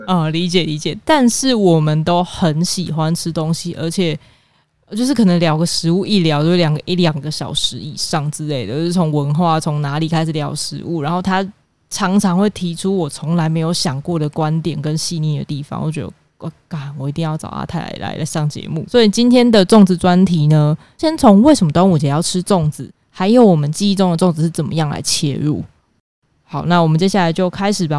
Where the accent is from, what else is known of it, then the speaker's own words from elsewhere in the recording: Kaohsiung, Taiwan; 我是南部人嘛，高雄人，我从小到大吃的南部粽其实都还蛮，呃，软绵的